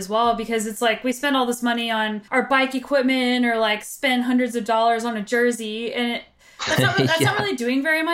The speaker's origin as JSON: {"language": "English", "region": "Southwest", "country": "United States", "said": "I'm from the Southwest"}